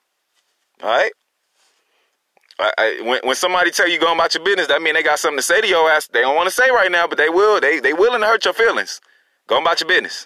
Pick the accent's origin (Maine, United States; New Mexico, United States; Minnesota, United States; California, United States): California, United States; Long Beach; now in Durham, United States; I'm from California. I'm from Long Beach, by the way. You know, shout out to Long Beach. I'm from the East.